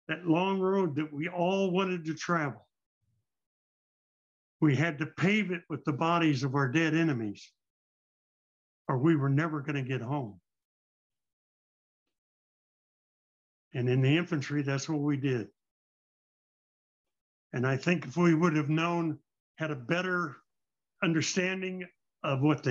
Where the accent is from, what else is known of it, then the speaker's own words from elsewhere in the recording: Independence, Missouri, United States; I was from Independence, Missouri, I grew up going to the Truman Library and talking with Harry Truman as part of my high school classes